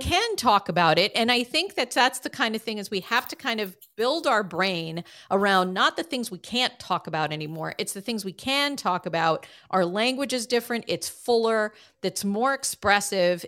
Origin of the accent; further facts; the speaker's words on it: Boston, Massachusetts, United States; my hometown of Boston, Massachusetts